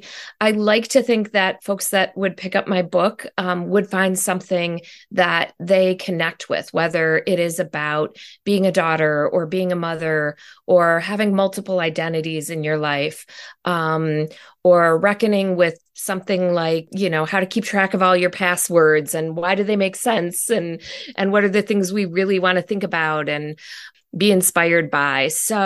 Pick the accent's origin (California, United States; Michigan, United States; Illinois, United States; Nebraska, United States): Michigan, United States; Detroit; Yeah, well, I grew up mostly in Detroit